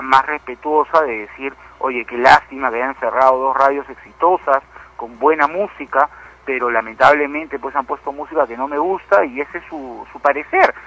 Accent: Peru; Yo soy peruano, tú me conoces, soy una persona blanca, mi abuelo era español, mi, otro abuelo era alemán, y sin embargo me siento más peruano que nadie

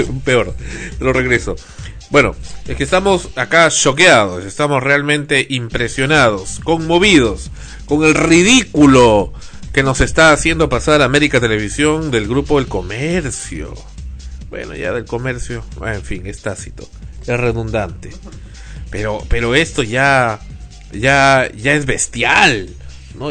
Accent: Peru; como peruano

